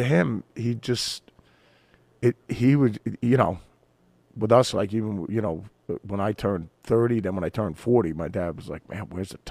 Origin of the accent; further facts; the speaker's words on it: Jackson, New Jersey, United States; I had a blast growing up on the East Coast and in Jersey, where, you know, we grew up in a small town, Jackson, New Jersey, you know, so...